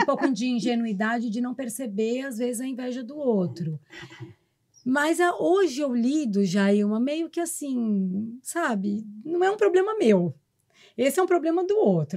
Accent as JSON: {"language": "Portuguese", "region": "São Paulo", "country": "Brazil", "said": "eu sou a única de São Paulo"}